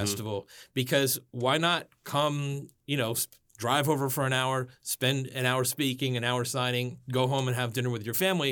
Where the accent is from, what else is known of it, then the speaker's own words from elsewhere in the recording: Miami, Florida, United States; also born or lived in Washington, D.C.; now in Gaithersburg, United States; I grew up in Miami, Florida